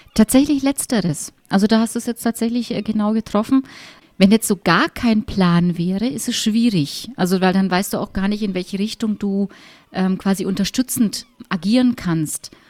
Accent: Middle Franconia, Bavaria, Germany

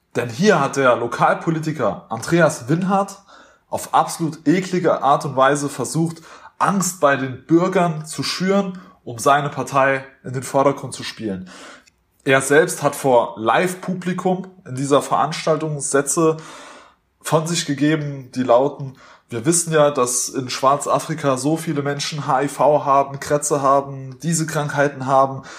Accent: Germany; Wir waren natürlich typisch deutsch, sehr höflich

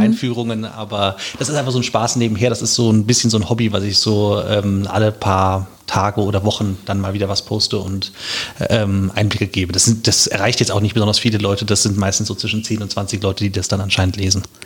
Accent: Wiesbaden, Hesse, Germany; moved away as an adult; also born or lived in Munich / Mainz; ich bin äh, auch Wiesbadener äh, von Geburt an und auch ähm, stolzer Wiesbadener

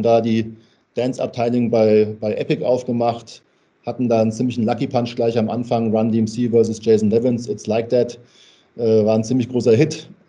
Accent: Hesse, Germany; Ich bin äh, gebürtiger Hesse und das hört man manchmal auch.

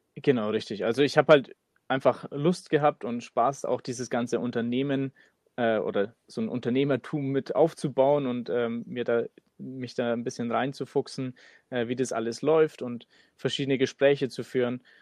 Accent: Nuremberg, Bavaria, Germany; wir kommen aus Nürnberg

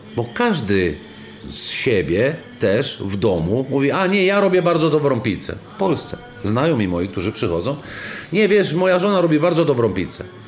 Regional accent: region near Rome, Lazio, Italy; now in Poland; ja osobiście y, pochodzę z regionu pod Rzymem

